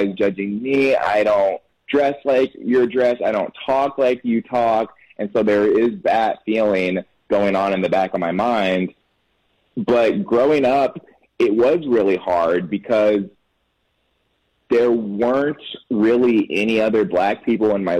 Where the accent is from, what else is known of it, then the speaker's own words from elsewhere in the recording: Temple, Texas, United States; now in Austin, United States; I was born in Temple, Texas. So just north of where I live right now, Austin